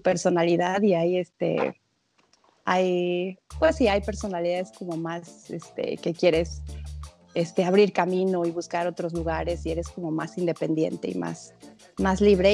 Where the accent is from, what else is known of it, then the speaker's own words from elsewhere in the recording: Mexico; now in Canada; en México tenemos este ese estereotipo